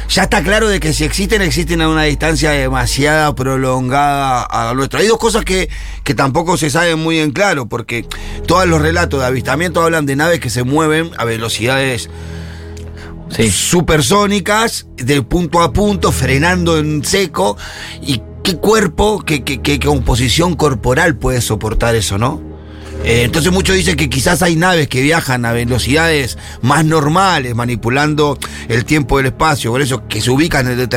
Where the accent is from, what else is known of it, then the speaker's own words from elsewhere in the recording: Capilla del Monte, Córdoba, Argentina; Bueno, soy de Capilla del Monte. Uh, viví toda mi vida al pie del Uritorco